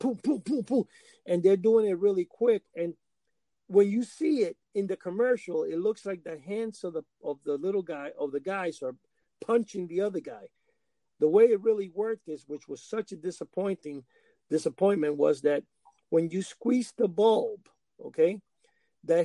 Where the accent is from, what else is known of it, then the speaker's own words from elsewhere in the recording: New York City, New York, United States; also born or lived in Cuba; In New York City, where I grew up in Washington Heights